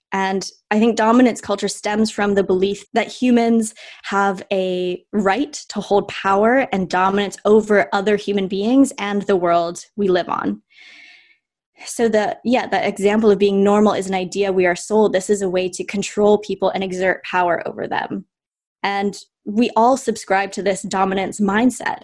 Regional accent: Vancouver, British Columbia, Canada; now in London, United Kingdom; I'm Canadian. I'm from Vancouver, Canada

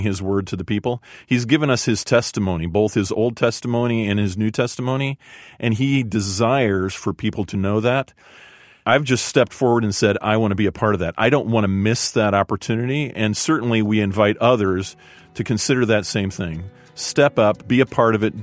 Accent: a suburb of Chicago, Illinois, United States; I grew up in a suburb of Chicago

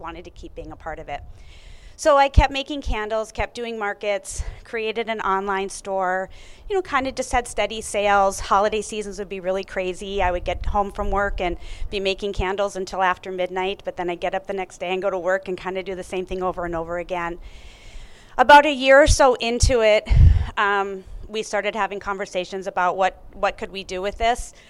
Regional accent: North Dakota, United States; I am born and raised in North Dakota, went to the University of North Dakota

